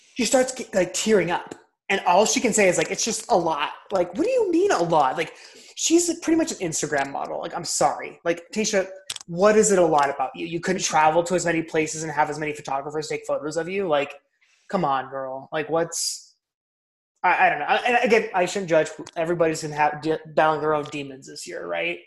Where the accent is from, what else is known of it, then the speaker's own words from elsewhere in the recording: Southern California, United States; moved away; we're both from Southern California originally.